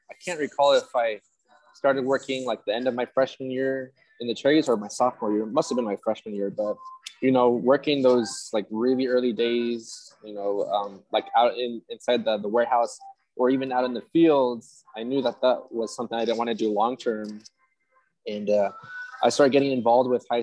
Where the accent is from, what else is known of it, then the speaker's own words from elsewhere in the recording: Moxee, Washington, United States; also born or lived in Guadalajara, Jalisco, Mexico; I was born in Mexico, Guadalajara, Jalisco, and I actually ended up moving to the United States when I was 2 years old. My family settled in central Washington State in a small town called Moxie